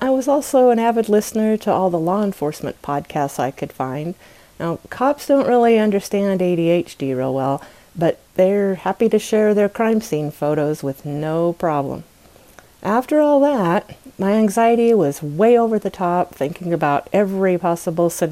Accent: United States; my home country, the United States of America

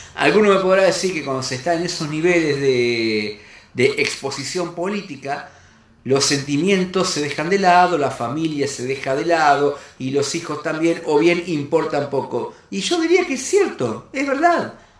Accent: Argentina; como argentino, como persona, como cristiano que soy

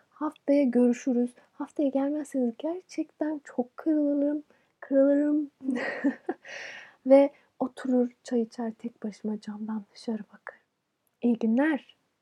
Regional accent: Turkey; Bir Türk olarak

